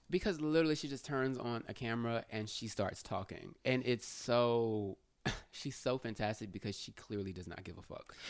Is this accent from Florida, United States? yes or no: no; Houston, Texas, United States; I'm from Houston